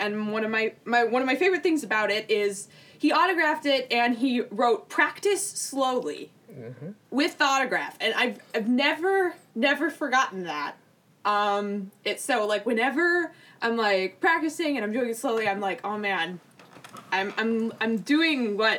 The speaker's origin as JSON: {"language": "English", "town": "Minneapolis", "region": "Minnesota", "country": "United States", "tie": "born or raised there", "also_born_or_lived": "Evanston, Illinois / Los Angeles, California", "said": "I do remember a little bit from L.A., but most of my, I definitely think of Minneapolis, Minnesota as my home, and this is where I've grown up."}